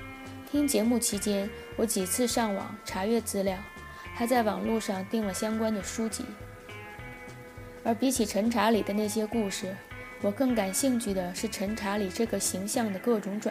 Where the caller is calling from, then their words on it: Tianjin, China; 大家好，